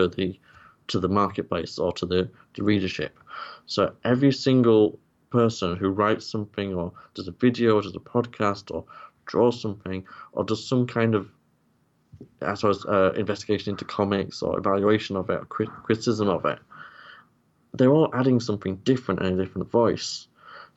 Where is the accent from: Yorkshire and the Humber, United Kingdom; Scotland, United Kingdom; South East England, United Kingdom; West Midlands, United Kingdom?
Yorkshire and the Humber, United Kingdom; I'm from Yorkshire